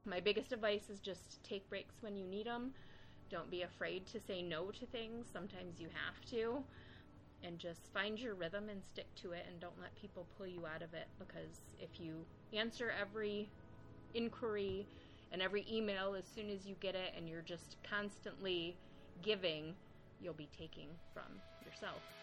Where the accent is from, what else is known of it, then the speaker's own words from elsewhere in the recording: Lansing, Michigan, United States; accent: Michigan; I grew up in Lansing.